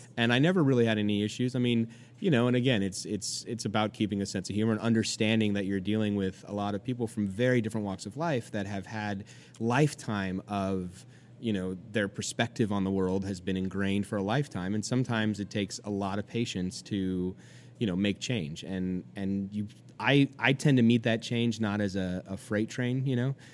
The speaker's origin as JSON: {"language": "English", "region": "California", "country": "United States", "moved": "yes", "lives_now": "New York, United States", "said": "I'm from California. You know, we're a pretty pretty liberal state"}